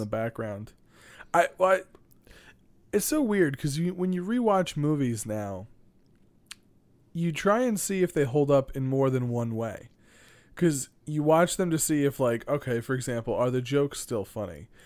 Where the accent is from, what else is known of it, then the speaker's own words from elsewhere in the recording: New York City, New York, United States; my hometown